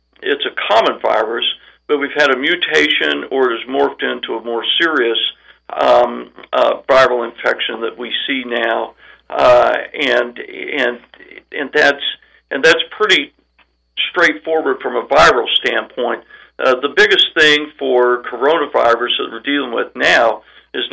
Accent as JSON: {"language": "English", "region": "southwest Missouri", "country": "United States", "tie": "born or raised there", "also_born_or_lived": "Columbia, Missouri / Oklahoma / New Orleans, Louisiana / Rogers, Arkansas", "moved": "as an adult", "lives_now": "Arkansas, United States", "said": "I'm from Missouri, grew up on a farm in southwest Missouri"}